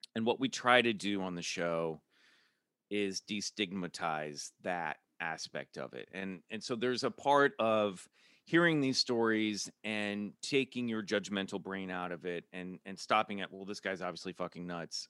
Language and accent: English; Kansas City, United States; now in Los Angeles, United States; I'm from Kansas City